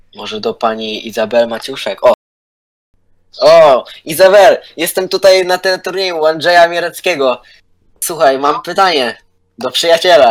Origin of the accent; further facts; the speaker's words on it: Legnica, Lower Silesian Voivodeship, Poland; jestem z Legnicy, przybyłam z Legnicy, ze skromnego miasteczka